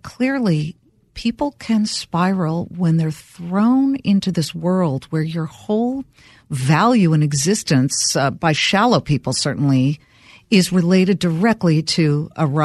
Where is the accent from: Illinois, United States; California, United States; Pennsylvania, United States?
California, United States; Los Angeles; I grew up in Los Angeles, Beverly Hills. Everybody's dad was a studio chief except mine.